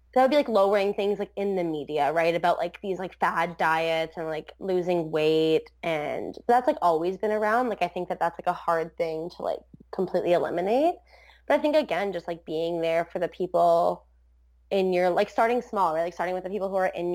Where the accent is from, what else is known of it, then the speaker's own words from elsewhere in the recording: Port Colborne, Ontario, Canada; also born or lived in Wainfleet; I grew up in Port Colborne, then I moved to like Waynefleet in high school.